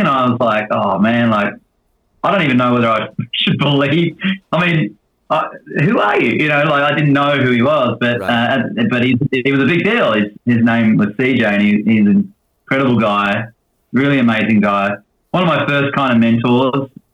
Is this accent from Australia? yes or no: yes; Australia; now in Nashville, United States; being an Aussie